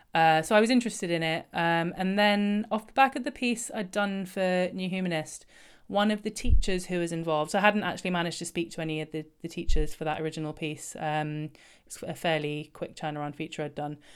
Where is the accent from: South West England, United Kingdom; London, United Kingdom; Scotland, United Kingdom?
London, United Kingdom; I grew up in London